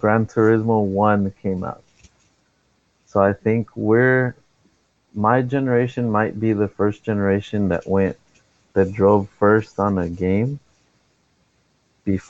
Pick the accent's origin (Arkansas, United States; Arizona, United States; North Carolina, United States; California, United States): California, United States; Los Angeles; I grew up in a city called Sylmar